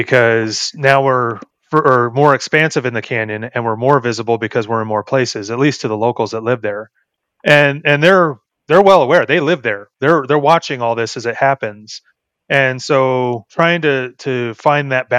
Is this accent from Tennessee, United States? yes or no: no; Los Angeles, California, United States; moved away; I'm from Los Angeles originally, and I moved here in 2005